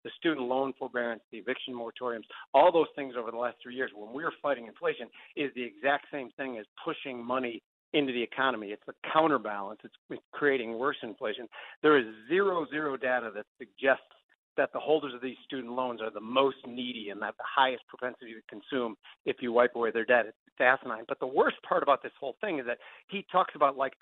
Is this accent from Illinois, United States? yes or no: yes; Palatine, Illinois, United States; I'm from Palatine. I grew up 11 people in one home